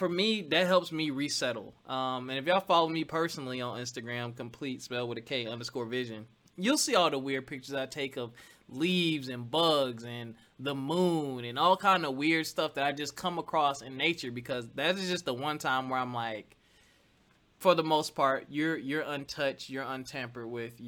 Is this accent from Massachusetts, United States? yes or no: no; South Carolina, United States; moved away; also born or lived in Philadelphia, Pennsylvania; me growing up in South Carolina, then moving to Philly, the concrete jungle